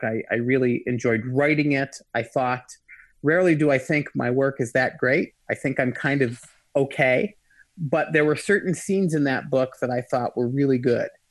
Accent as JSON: {"language": "English", "region": "Michigan", "country": "United States", "said": "I'm from Michigan"}